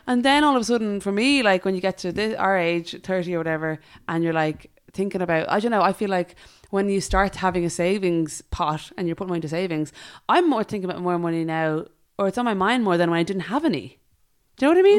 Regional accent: Ireland; as Irish

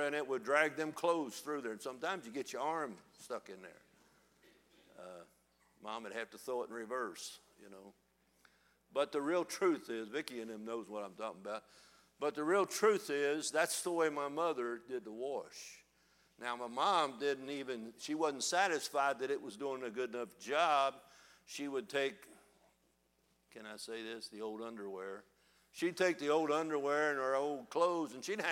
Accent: United States; accent: country hillbilly; I was raised in Northside. My parents were both from down in the lower part of Kentucky

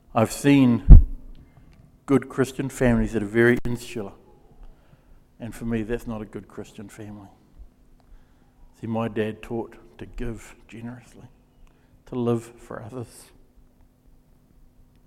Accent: Gisborne, New Zealand; moved away as an adult; also born or lived in Wellington; it was a small town that I grew up in, growing up in Gisborne

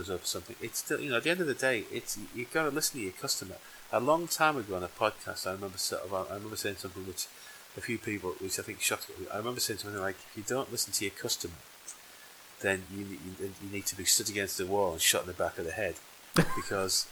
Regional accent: Yorkshire and the Humber, United Kingdom; I'm from Yorkshire

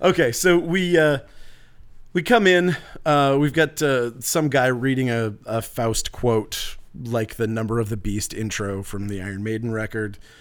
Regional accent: Northern Maine, United States; I'm from Northern Maine

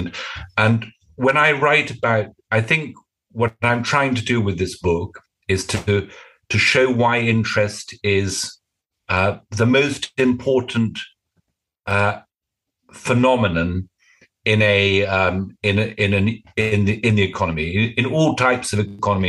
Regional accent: United Kingdom; I'm British.

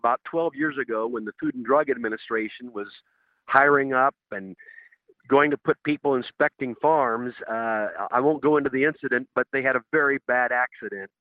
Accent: Indiana, United States; my home state of Indiana

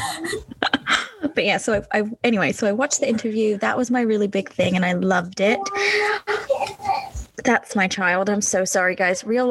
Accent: Cambridgeshire, East of England, United Kingdom; moved away; I'm from Cambridgeshire

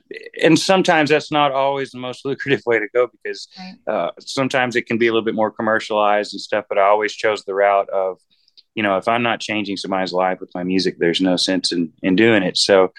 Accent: Boaz, Alabama, United States; now in Nashville, United States; And we're from Alabama, so it's a little town called Boaz, Alabama. But we're kind of like gypsies. We've been all over the country and I've got my roots now in Nashville, Tennessee

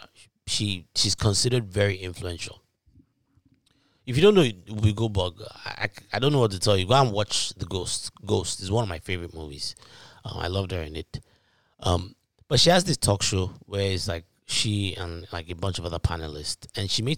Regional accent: Ibadan, Oyo, Nigeria; moved away; back in high school in Nigeria. For those that don't know, if you can't tell from my accent, I'm from Nigeria. Town called Ibadan

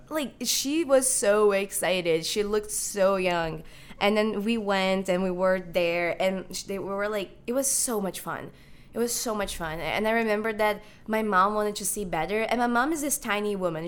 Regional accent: Brazil; moved away as an adult; now in Chicago, United States; I'm actually Brazilian. I have lived in Brazil. I was born in Brazil, and I'm here in the United States for college currently.

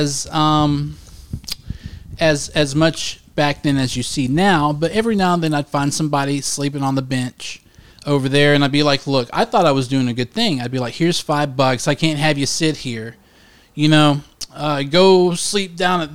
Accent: Cedar Grove, United States; also born or lived in Highland; I was born in Cedar Grove

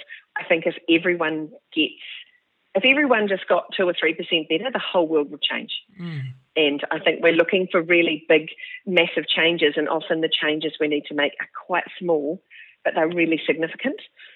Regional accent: Palmerston North, Manawatū-Whanganui, New Zealand; I was born in Palmerston North in New Zealand a whole 50 years ago

